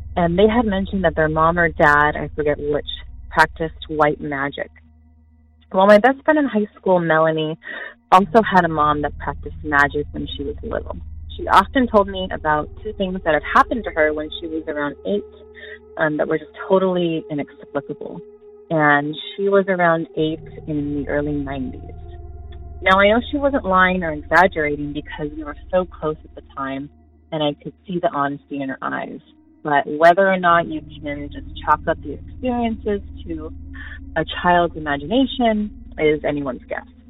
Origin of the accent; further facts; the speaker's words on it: Southern California, United States; I'm from Southern California